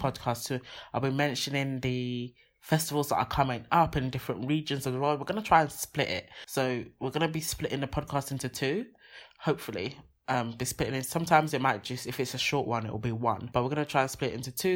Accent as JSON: {"language": "English", "country": "Nigeria", "said": "I'm Nigerian"}